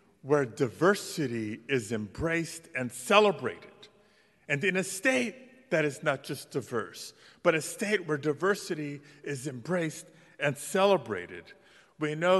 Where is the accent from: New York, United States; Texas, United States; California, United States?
California, United States; Los Angeles; as a kid growing up in Pacoima, California, in the Northeast San Fernando Valley